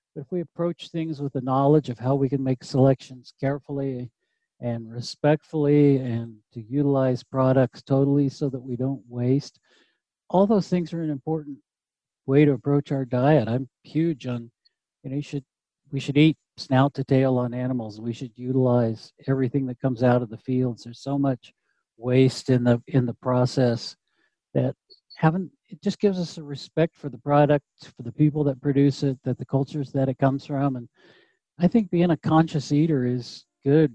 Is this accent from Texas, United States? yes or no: no; Vail, Colorado, United States; I was really proud to have the support of my hometown